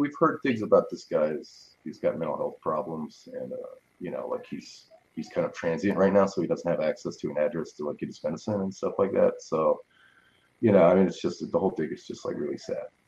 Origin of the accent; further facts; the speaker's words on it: New Orleans, Louisiana, United States; I'm from New Orleans, Louisiana. I'm born and raised here.